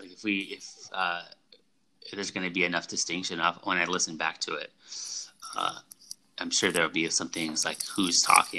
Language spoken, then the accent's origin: English; Merced, California, United States; born or raised there